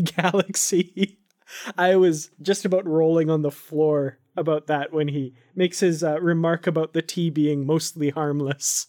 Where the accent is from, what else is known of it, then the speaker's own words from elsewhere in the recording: Canada; I'm from Canada